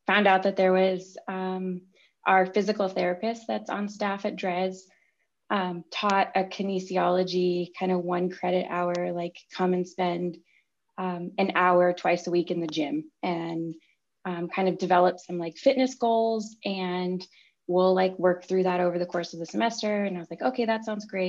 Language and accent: English; Chicago, Illinois, United States; also born or lived in Champaign, Illinois; I grew up in Chicago and came down to Champaign for school